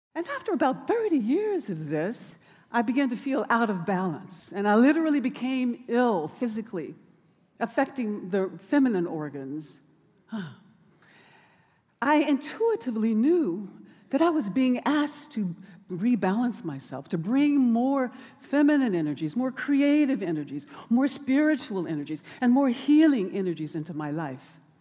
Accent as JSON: {"language": "English", "town": "Birmingham", "region": "Alabama", "country": "United States", "tie": "born or raised there", "moved": "yes", "lives_now": "Oakland, United States", "said": "as a child growing up in Birmingham on Dynamite Hill"}